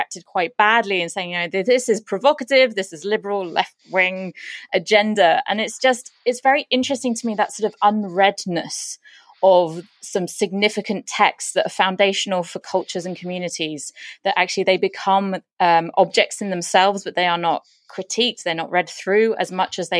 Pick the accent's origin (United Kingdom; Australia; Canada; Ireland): United Kingdom; being British